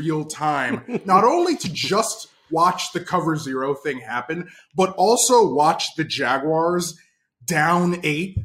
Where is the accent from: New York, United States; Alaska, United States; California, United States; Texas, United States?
New York, United States; I am a New Yorker